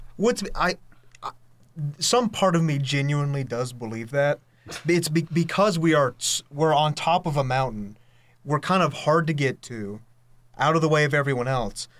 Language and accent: English; Hudson, North Carolina, United States; moved away as an adult; now in Boone, United States; I'm from Hudson